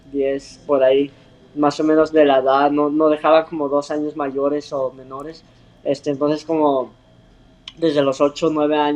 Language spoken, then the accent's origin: Spanish; Mexico; y ya sabes como somos los mexicanos que no nos rajamos en nada